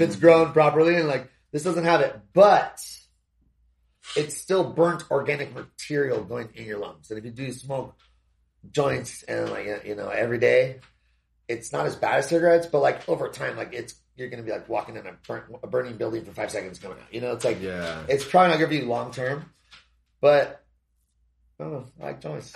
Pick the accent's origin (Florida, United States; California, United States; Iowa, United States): California, United States; Southern; moved away as an adult; also born or lived in Hawaii / Thailand; now in Arizona, United States; I grew up in Southern California, like surfing and stuff